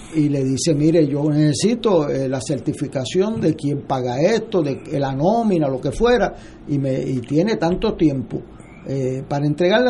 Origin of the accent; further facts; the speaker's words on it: Puerto Rico; sentido de gobierno propio nuestro como puertorriqueño